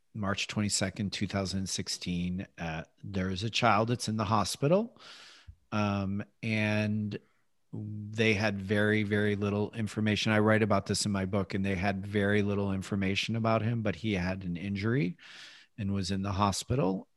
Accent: Midwest, United States; as a boy growing up in the Midwest

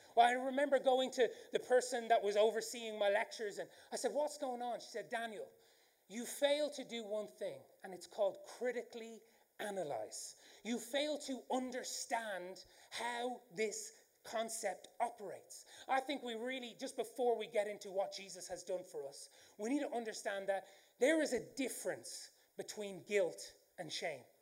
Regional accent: Ireland; accent: Irish; I do have an Irish accent

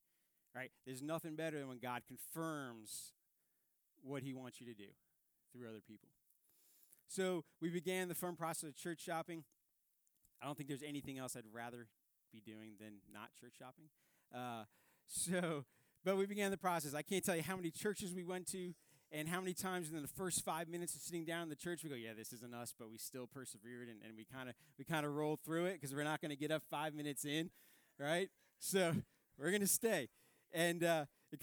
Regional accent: Northern United States, United States; I mean, I'm a Yankee, right? I grew up in the North. Biscuits and gravy is not something that we eat up north.

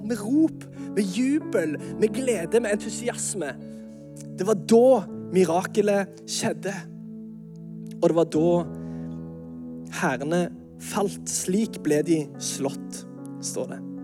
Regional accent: Norway; vi er jo nordmenn

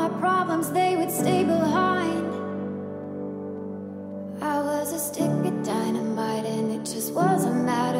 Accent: Zanesville, Ohio, United States; I'm from Zanesville, Ohio.

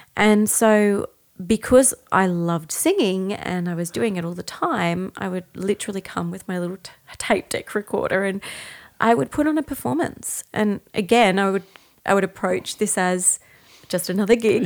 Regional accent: Brisbane, Queensland, Australia; I'm from Brisbane

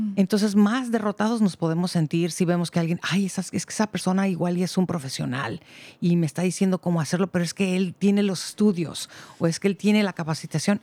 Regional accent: Mexico; now in Marin County, United States; yo soy de México

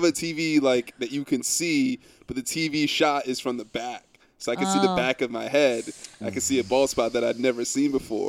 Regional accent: Austin, Texas, United States; She's like, "Where are you from?" We're like, "Austin."

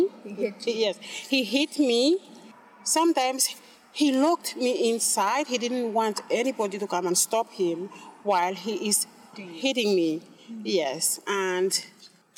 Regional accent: Tanna Island, Tafea, Vanuatu; now in Port Vila, Vanuatu; I am from Tana Island

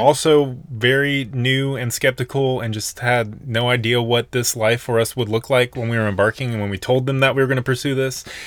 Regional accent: Nashville, Tennessee, United States; moved away as an adult; also born or lived in Colorado; we were born and raised in Nashville until, like, two thousand eighteen.

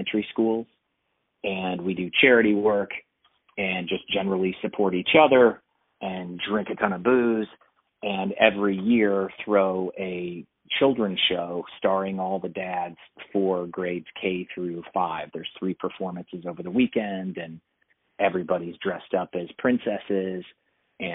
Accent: Texas, United States; I was raised in Texas under football culture

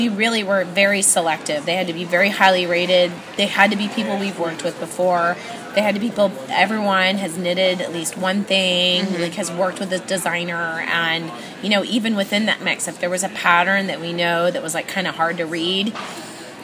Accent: Pennsylvania, United States; I'm totally from Pennsylvania

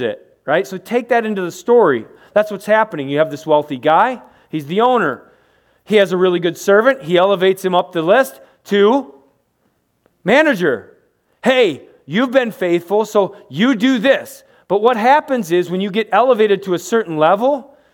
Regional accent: United States; We're from America.

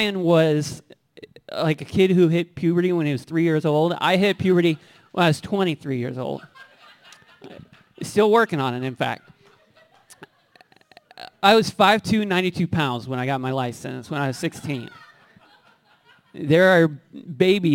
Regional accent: Bloomington, Illinois, United States; I grew up in Bloomington

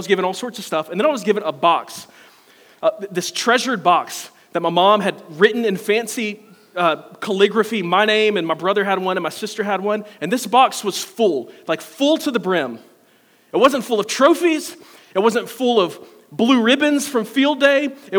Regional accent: Simpsonville, South Carolina, United States; Now, a few years ago, my parents were moving out of our childhood home. I grew up in Simpsonville. My parents built a house in 1991. They moved out of it in 2020.

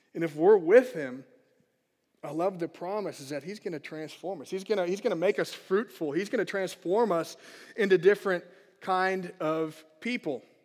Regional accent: United States; as American Christians is there's many great things to the country we live

